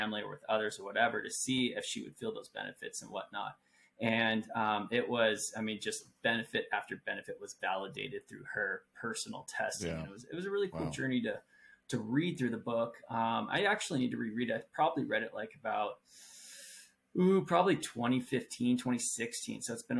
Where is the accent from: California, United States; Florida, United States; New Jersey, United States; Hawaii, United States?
California, United States; born there; also born or lived in Colorado / Utah / South Carolina; now in Kansas, United States; but I'm not born in Kansas. I was born in California. I moved here in June of 2020, but before that I'd lived in California, I'd lived in Colorado, I'd lived in Utah, I lived in South Carolina